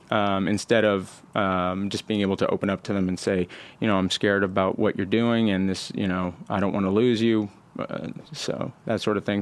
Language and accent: English; Houston, Texas, United States; moved away as an adult; also born or lived in Austin, Texas; now in California, United States; born in Houston, um, and lived in Houston until I was about, uh, fourteen